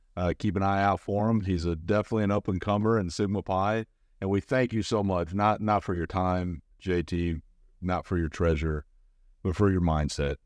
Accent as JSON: {"language": "English", "town": "St. Louis", "region": "Missouri", "country": "United States", "moved": "yes", "said": "I'm a guy from Saint Louis, Missouri"}